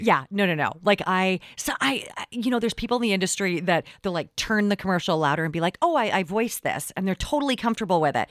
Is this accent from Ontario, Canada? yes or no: no; Richmond, British Columbia, Canada; I grew up in Richmond